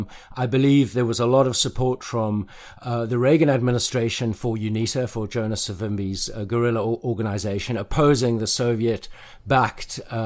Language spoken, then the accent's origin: English; South Africa; when I was growing up in South Africa in the 1980s